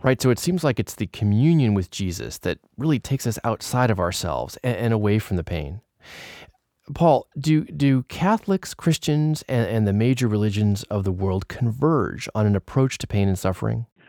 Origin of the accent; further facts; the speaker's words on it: Moraga, California, United States; We grew up together in Moraga, California, a suburb of San Francisco